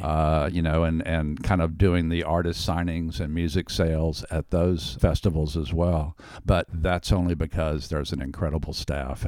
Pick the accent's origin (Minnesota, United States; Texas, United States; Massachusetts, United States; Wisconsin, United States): Texas, United States; Houston; now in Austin, United States; when I was a kid growing up in Houston